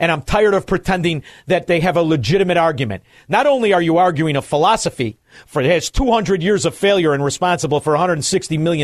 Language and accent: English; Chicago, Illinois, United States; moved away as an adult; I'm from Chicago. I just left there